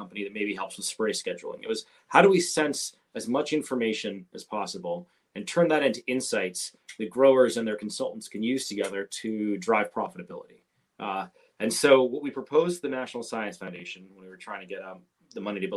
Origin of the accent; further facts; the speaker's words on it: Bay Area, California, United States; I grew up in the Bay Area in California